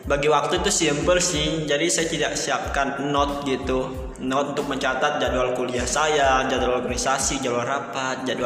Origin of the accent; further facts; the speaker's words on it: West Nusa Tenggara, Indonesia; now in Yogyakarta, Indonesia; dan saya asalnya nih dari Nusa Tenggara Barat nih dari NTB nih sobat unik